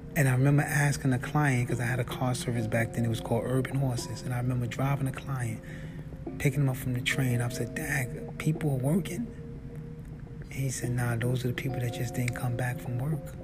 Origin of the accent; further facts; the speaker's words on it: New York City, New York, United States; moved away; I was from New York